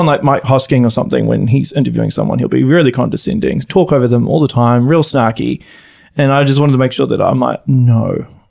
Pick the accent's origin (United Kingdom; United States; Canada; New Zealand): New Zealand; Auckland; moved away; I'm originally from Auckland.